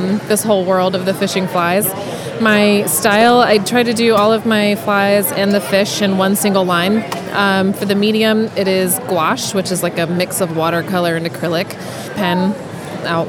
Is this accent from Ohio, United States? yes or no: no; Lynchburg, Virginia, United States; now in Gordonsville, United States; I'm originally from Lynchburg, Virginia, and currently living in Gordonsville